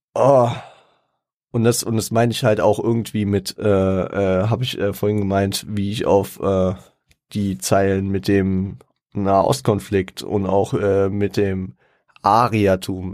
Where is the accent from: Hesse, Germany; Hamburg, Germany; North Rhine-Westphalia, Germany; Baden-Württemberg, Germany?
Hesse, Germany; Frankfurt; da ich stolzer Frankfurter bin. Ich bin, ich bin auch froh hier, ich, ich liebe Frankfurt